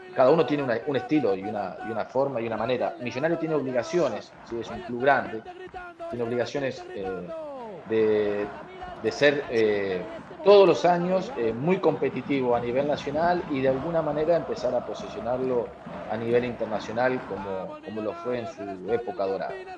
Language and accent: Spanish; Bragado, Buenos Aires Province, Argentina; moved away; Bragado, en mi pueblo, en mi ciudad, donde yo nací